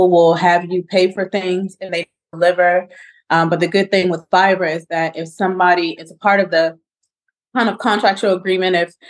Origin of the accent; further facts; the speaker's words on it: Charlottesville, Virginia, United States; my life in Orangedale, growing up in Charlottesville, living in Orangedale